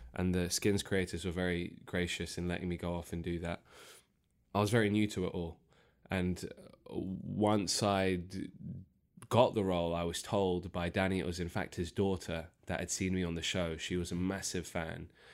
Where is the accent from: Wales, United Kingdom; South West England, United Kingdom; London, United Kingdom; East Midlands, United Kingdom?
London, United Kingdom; I was born and raised in Northwest London, Harrow